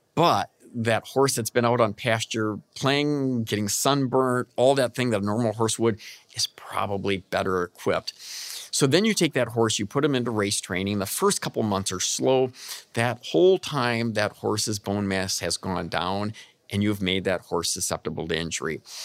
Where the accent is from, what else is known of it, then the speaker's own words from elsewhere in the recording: Michigan, United States; I'm from Michigan